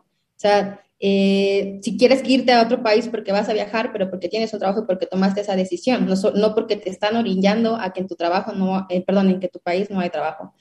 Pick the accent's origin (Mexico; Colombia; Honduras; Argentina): Mexico; southern Mexico; yo soy em, obviamente mexicana, soy del sur de México